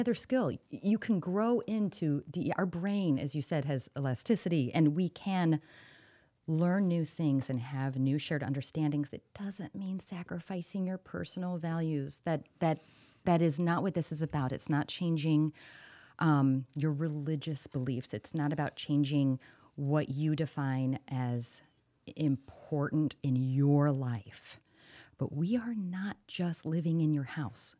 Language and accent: English; St. Louis, Missouri, United States; now in Cedar Rapids, United States; I'm from Saint Louis, a suburb